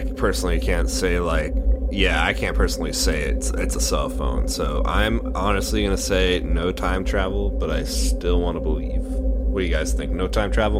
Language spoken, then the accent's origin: English; United States; I am American.